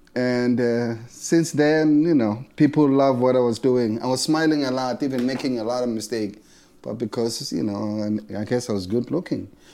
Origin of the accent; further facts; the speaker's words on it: South Africa; moved away as an adult; now in United States; I was born in South Africa, I would say thirty-three years ago. I left South Africa and I come here another thirty-three years